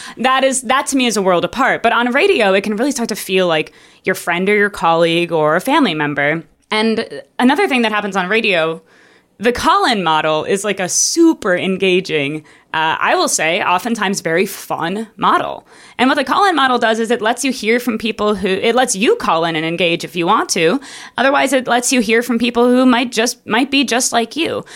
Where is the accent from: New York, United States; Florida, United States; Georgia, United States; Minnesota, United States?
Minnesota, United States; Minneapolis; I grew up in Minneapolis, in Minneapolis, Minnesota.